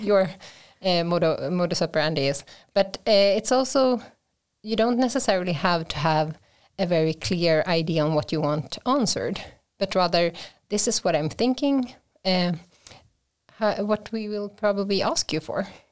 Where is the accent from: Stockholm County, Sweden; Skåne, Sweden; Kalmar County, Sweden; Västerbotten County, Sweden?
Kalmar County, Sweden; Vimmerby; I am from Sweden, uh, born and raised in, uh, south of here, so, uh, from the classic, uh, forests of, uh, Vimmerby